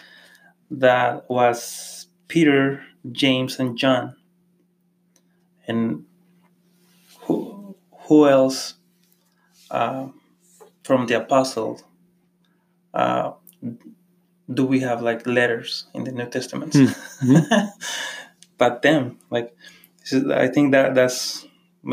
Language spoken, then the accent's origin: English; Monterrey, Nuevo León, Mexico; now in Holland, Michigan, United States; I come from Monterrey, Mexico, and the city is surrounded by mountains.